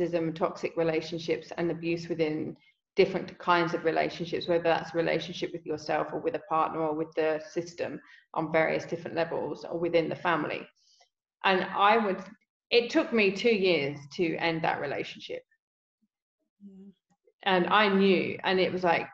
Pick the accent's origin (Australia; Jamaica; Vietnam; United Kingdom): United Kingdom; England; I'm English